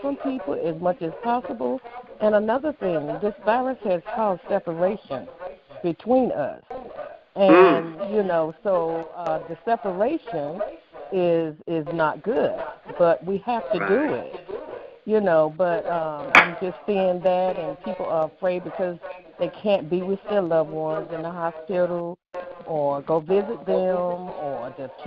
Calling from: Raleigh, North Carolina, United States; I am calling from Raleigh, North Carolina.

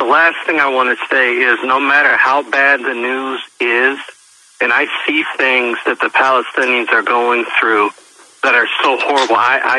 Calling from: Pennsylvania, United States; from Pennsylvania.

